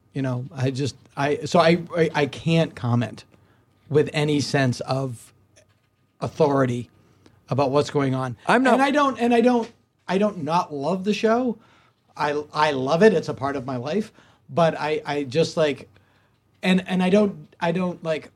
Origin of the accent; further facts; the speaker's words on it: Hopedale, Massachusetts, United States; now in Los Angeles, United States; my hometown of Hopedale, Massachusetts